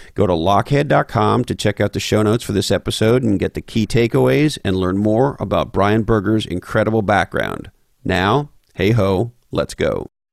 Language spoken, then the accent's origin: English; Montreal, Quebec, Canada; moved away; I grew up loving hockey growing up in Montreal